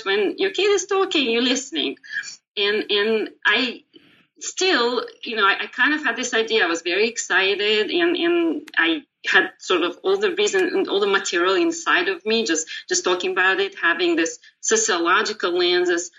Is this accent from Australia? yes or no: no; Moscow, Russia; moved away as an adult; also born or lived in Israel; now in United States; I was born in Moscow in Soviet Union, and I went through school there.